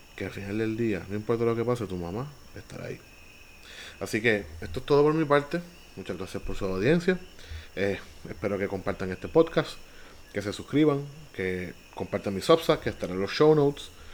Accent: Villalba, Puerto Rico; Villalba, mi pueblo

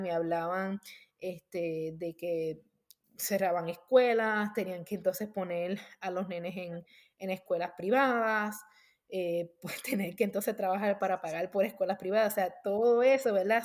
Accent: Puerto Rico; moved away as an adult; now in United States; yo me crié en Puerto Rico

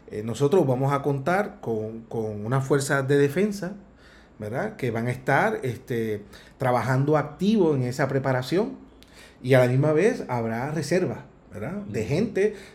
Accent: Puerto Rico; nosotros los puertorriqueños

